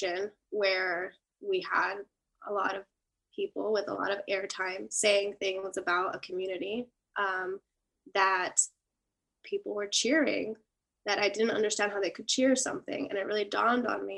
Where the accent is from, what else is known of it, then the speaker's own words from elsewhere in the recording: San Francisco, California, United States; I was born in San Francisco.